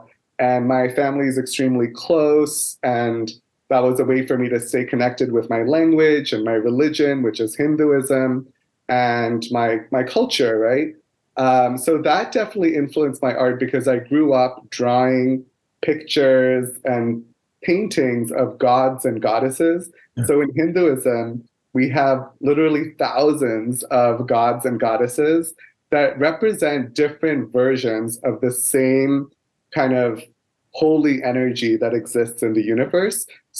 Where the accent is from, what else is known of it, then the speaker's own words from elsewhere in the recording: Dubai, United Arab Emirates; also born or lived in Kolkata, India; I was born in India in a city called Kolkata, which is where my family comes from in the northeastern part of India. However, I never lived in India. So my dad was already working in Dubai as a computer programmer, and he married my mom and they raised me in Dubai for the first 7 years